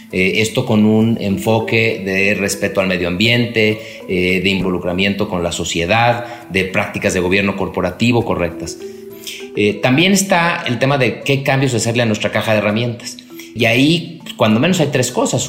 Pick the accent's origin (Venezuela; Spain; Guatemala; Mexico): Mexico